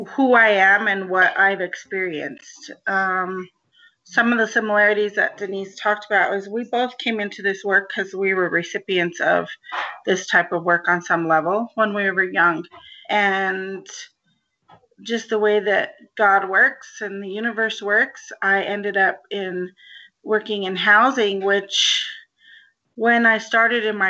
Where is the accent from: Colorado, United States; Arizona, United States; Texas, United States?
Colorado, United States; Denver; I grew up in Northwest Denver